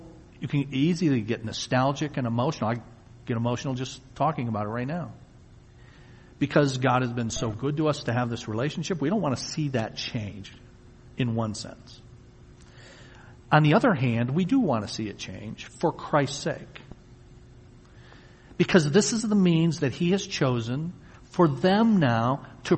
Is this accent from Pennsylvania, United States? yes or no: no; Wyandotte, Michigan, United States; also born or lived in Tennessee; I was born in Wyandotte in 1962. I'm 54. And then when I was an infant toddler, I'm told we moved to Tennessee. And my younger brother was born there in 1964. But then shortly thereafter, we came back here. So for all the years I can remember, in kindergarten all the way up, I've lived here